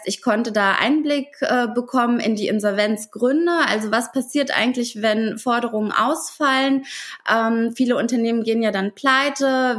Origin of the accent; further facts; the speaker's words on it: Ukraine; moved away; Ursprünglich komme ich aus der Ukraine